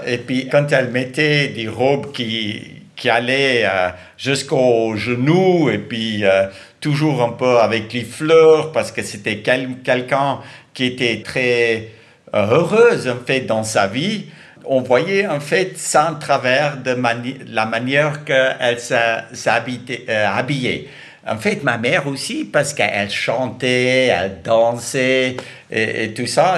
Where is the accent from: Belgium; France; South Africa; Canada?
South Africa; Je suis né en Afrique du Sud